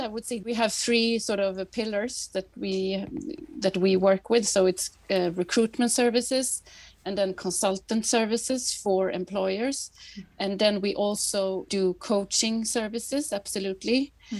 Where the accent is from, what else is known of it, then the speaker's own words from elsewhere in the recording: Gothenburg, Västra Götaland, Sweden; English is a second language; also born or lived in Paris, France / France / Canada / United States; So I come from Gothenburg otherwise, and my mom's from Paris. So I grew up in both those cities.